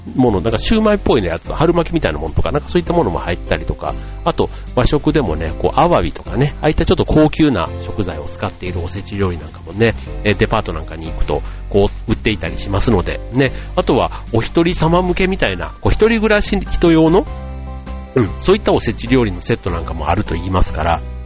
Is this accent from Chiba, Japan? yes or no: no; Osaka, Japan; moved away; 僕の実家のある大阪に帰ってしまっていて